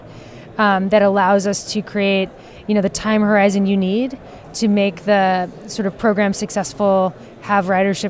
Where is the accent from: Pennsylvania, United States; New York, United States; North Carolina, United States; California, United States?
New York, United States; New York City; As a New Yorker